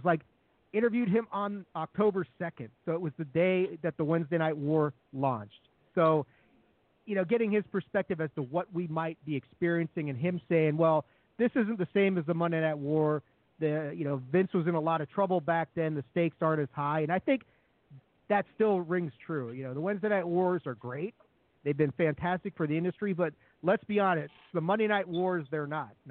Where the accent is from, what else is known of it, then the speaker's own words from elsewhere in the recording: Washington, District of Columbia, United States; I grew up in Washington D.C.